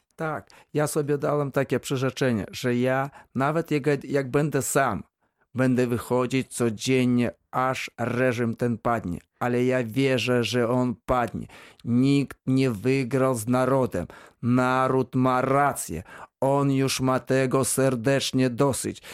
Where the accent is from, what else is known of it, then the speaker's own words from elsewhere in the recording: Belarus; now in Wrocław, Poland; ja pochodzę ze wsi